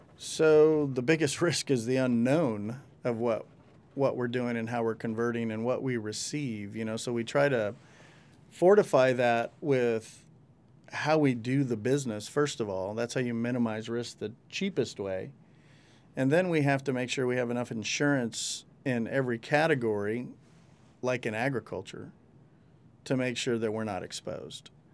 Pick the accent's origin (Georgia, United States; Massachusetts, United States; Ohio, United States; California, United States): California, United States; El Rio; I grew up with them in El Rio. We, we all grew up in El Rio